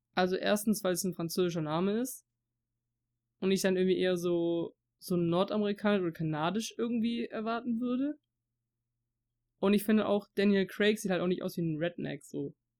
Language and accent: German; Swabia, Baden-Württemberg, Germany; accent: Swabian; first language German; Deutsch ist meine Muttersprache. Aber ich bin selber jemand, der halt auch durch, durch meinen, durch den Dialekt und sowas, also durch Schwäbisch zum Beispiel jetzt, halt so Wörter drin habe, die halt Dialekt sind.